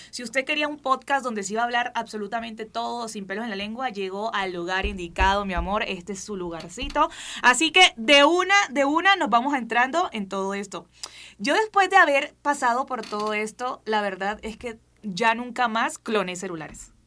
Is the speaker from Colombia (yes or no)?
yes; Barranquilla, Atlántico, Colombia; soy barranquillera, soy colombiana, soy de donde es Shakira